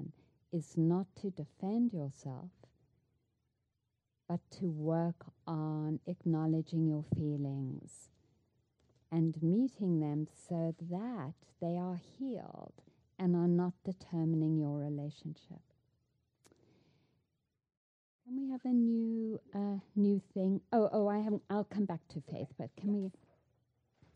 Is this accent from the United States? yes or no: no; South Africa; moved away; I grew up in South Africa